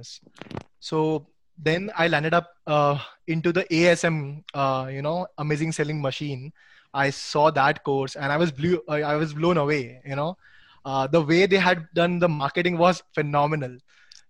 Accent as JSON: {"language": "English", "country": "India", "said": "being an Indian"}